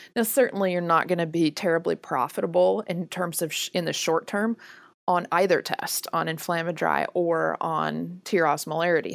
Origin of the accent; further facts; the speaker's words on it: the South, United States; I'm from the South.